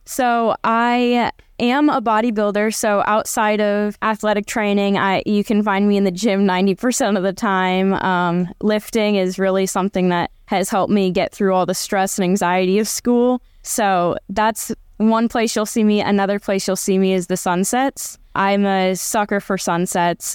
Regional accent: Cleveland, Ohio, United States; moved away as an adult; also born or lived in Arkansas; Cleveland, 'cause that's my hometown

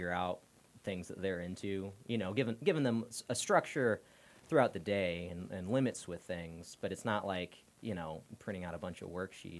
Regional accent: Clearwater, Florida, United States; moved away as an adult; also born or lived in Houston, Texas / central Pennsylvania; we moved to Clearwater when I was 3. Lived there in Clearwater until I was, I don't know, 20 or something.

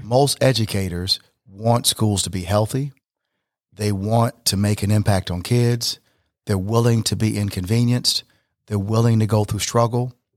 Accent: Flint, Michigan, United States; growing up in Flint, Michigan

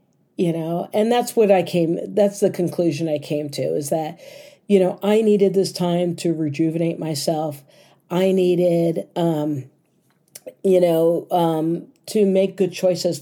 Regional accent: United States; As an American

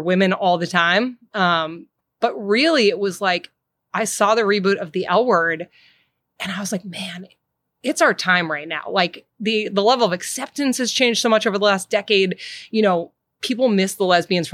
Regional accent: Boston, Massachusetts, United States; moved away as an adult; also born or lived in New York / Los Angeles; now in Chicago, United States; I grew up in Boston

